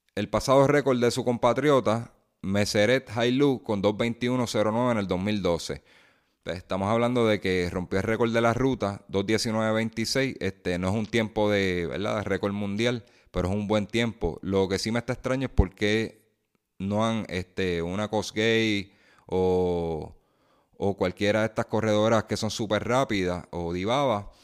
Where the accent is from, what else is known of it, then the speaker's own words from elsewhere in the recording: Puerto Rico; nosotros como puertorriqueños